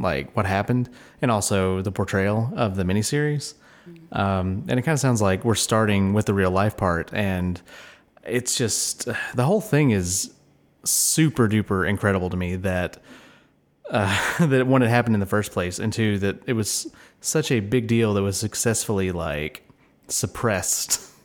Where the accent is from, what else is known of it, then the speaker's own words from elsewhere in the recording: United States; as an American